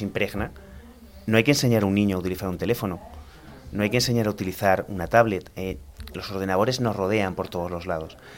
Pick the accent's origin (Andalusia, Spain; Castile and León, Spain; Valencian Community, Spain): Andalusia, Spain; Almería; moved away as an adult; also born or lived in Granada; soy de Almería, estudié informática